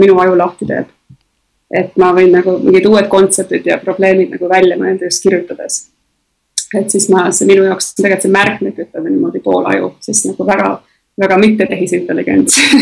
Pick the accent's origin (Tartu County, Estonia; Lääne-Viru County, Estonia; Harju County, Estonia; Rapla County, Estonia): Harju County, Estonia; Tallinn; moved away; ma olen Tallinnas sündinud ja kasvanud